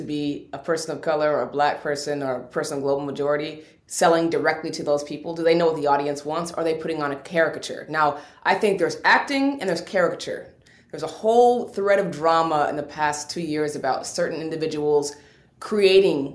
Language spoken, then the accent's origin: English; Seattle, Washington, United States; I'm from Seattle, Washington. We don't have accents there.